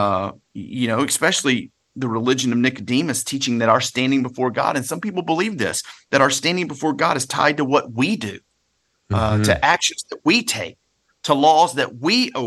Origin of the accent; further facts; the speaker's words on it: Louisiana, United States; I grew up in Louisiana. My family's from South Mississippi.